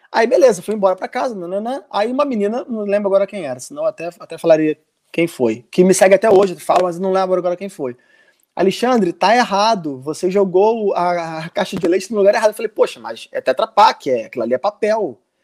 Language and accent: Portuguese; Brazil; moved away as an adult; now in Portugal